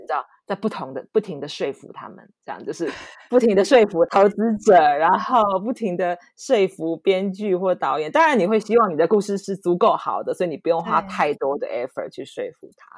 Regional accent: Taiwan; 我爸爸妈妈大概在四五十年前就成立了这家 production，在，在台湾的制作公司

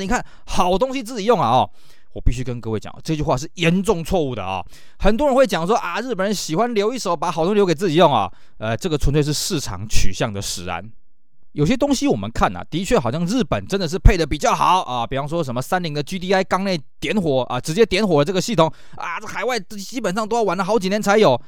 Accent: Taiwan; 我们台湾这边

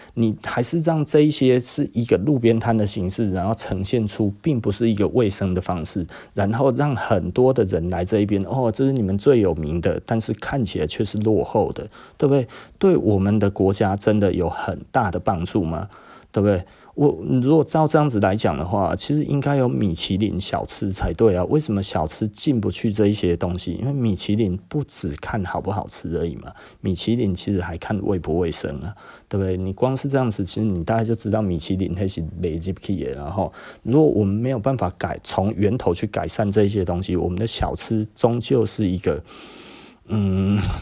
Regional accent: Taiwan; 我们台湾人

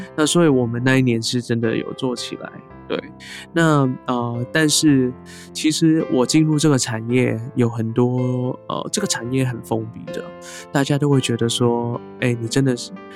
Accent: Hong Kong; first language Cantonese; Chinese is a second language; now in Taiwan; 我虽然在香港出生，那我固然我的母语严格来说应该是粤语啦，广东嗯哼话

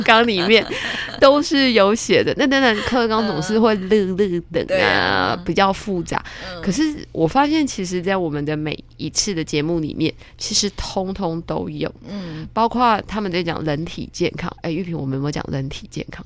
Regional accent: Taiwan; 我以前小时候是在眷村长大，但是我，我不是那个外省人，我是本省人

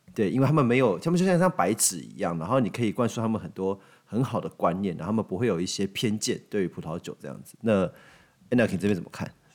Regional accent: Taiwan; 我们台湾人

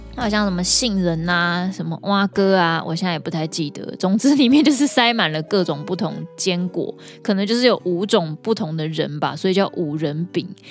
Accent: Taiwan; 身为台湾人

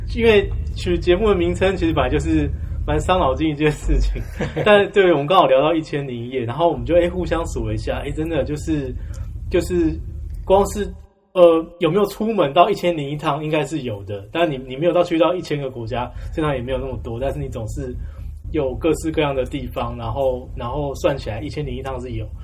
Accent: Taiwan; 我也是土生土长台湾人

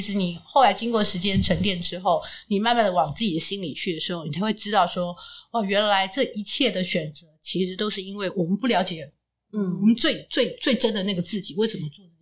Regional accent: Taipei, Taiwan; moved away as an adult; now in Ruifang, Taiwan; 像我们从小在台北出生长大

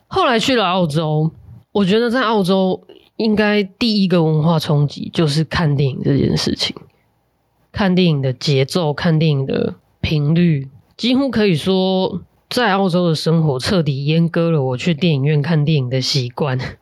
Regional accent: Tainan, Taiwan; 我成长在台南还有东帝市百货的那个年代

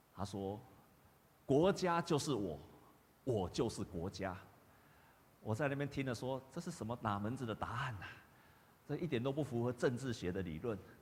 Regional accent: Taiwan; 我们台湾人都会比较虚假嘛

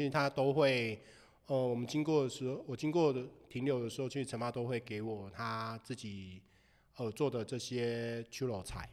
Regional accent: Pingtung County, Taiwan; moved away as an adult; now in Hualien, Taiwan; 我是来自屏东的台湾族，那目前现在也在花莲工作

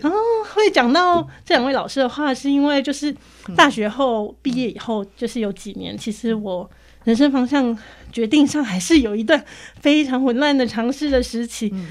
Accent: central Taiwan, Taiwan; also born or lived in Tainan; 只有我们中部那里有的

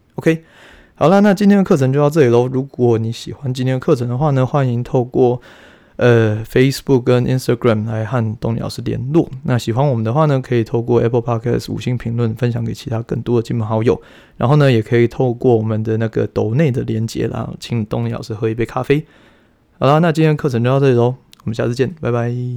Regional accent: Taiwan; 我们台湾人

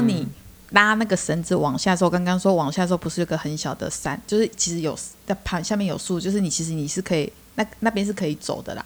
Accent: Chiayi, Taiwan; moved away; 我是嘉义人，所以呢，我还没有离开嘉义之前

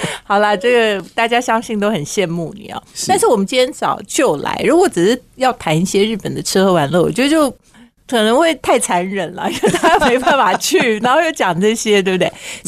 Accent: Taiwan; 我们台湾人

